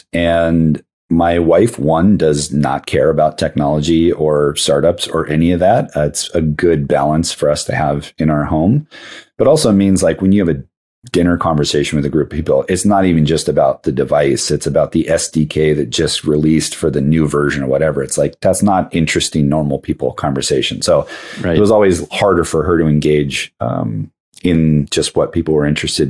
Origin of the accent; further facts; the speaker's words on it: Hawaii, United States; moved away as an adult; also born or lived in Seattle / San Francisco; now in Portland, United States; my wife and I are both born and raised in Hawaii